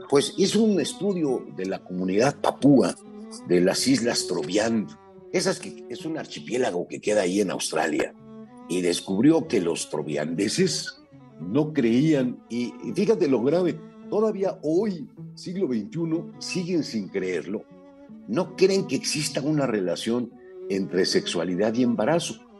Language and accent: Spanish; Mexico City, Mexico; Nacimos en la Ciudad de México a mediados del siglo pasado, somos varones, estudiamos en la misma prepa, e incluso en la misma facultad